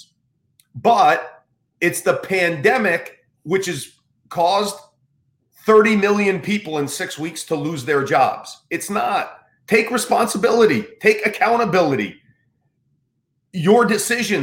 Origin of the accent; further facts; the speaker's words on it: United States; as an American